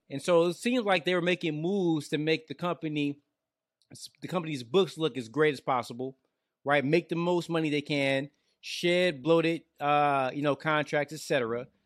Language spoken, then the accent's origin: English; Detroit, Michigan, United States; now in Georgia, United States; I live out here in Georgia, but I'm from Detroit